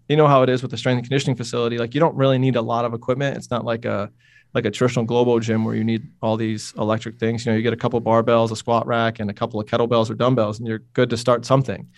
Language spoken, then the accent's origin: English; Utica, New York, United States; moved away as an adult; also born or lived in Ithaca, New York / Brooklyn, New York; I grew up in Utica, New York, which is a small city-ish, uh, in the center, literally in the center of New York State